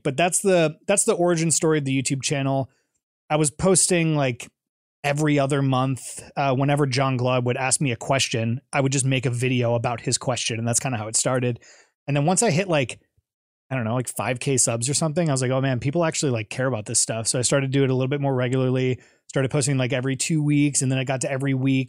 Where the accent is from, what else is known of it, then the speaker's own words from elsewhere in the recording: Twinsburg, Ohio, United States; moved away as an adult; also born or lived in Chicago; I grew up in Ohio, went to Twinsburg High School